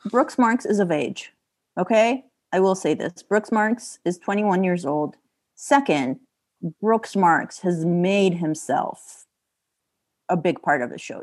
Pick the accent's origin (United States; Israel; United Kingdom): Israel; moved away; I'm from Israel